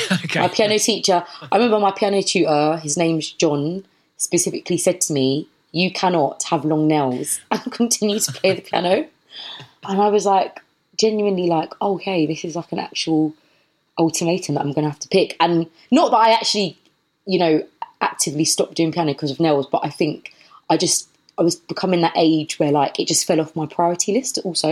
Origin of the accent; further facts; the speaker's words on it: London, United Kingdom; moved away as an adult; also born or lived in Bath; I was born and bred in Brockley, which is in southeast London. So I'm from southeast London